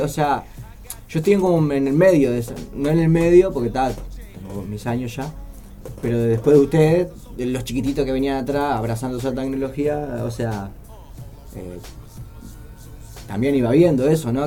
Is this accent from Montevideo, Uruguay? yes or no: yes; Montevideo, Uruguay; also born or lived in Villa Colón, Montevideo; yo crecí allá en Melilla y mis escapadas eran para el Paso de la Arena